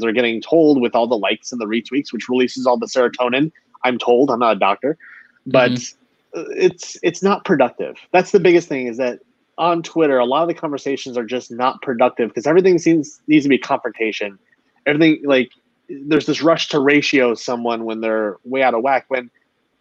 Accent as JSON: {"language": "English", "region": "Wisconsin", "country": "United States", "moved": "yes", "said": "I moved away from Wisconsin"}